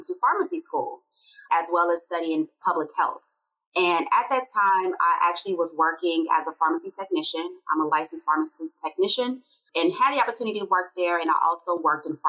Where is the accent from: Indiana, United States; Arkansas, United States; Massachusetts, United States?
Arkansas, United States; Little Rock; now in Georgia, United States; growing up in Little Rock, Arkansas